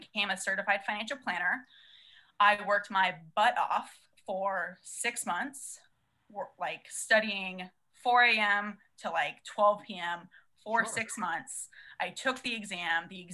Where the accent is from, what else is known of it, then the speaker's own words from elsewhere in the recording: San Diego, California, United States; I'm from San Diego, born and raised, and went to SDSU